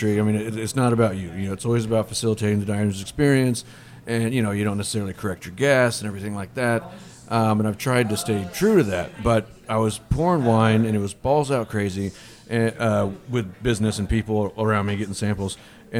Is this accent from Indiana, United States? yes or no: yes; Indiana, United States; also born or lived in Louisville, Kentucky; I'm from Indiana